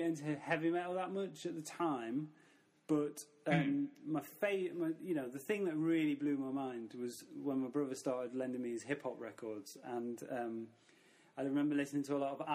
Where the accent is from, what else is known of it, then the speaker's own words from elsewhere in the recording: Mansfield, East Midlands, United Kingdom; moved away as an adult; also born or lived in Nottingham; now in Barcelona, Spain; I grew up in Mansfield, a small town near Nottingham